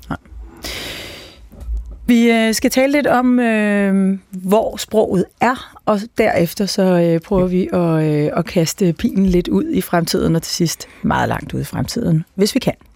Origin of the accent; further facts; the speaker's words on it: a little north of Copenhagen, Capital Region of Denmark, Denmark; du har lige gættet hvor øh, jeg kom fra, alene baseret øh, på, på, på min dialekt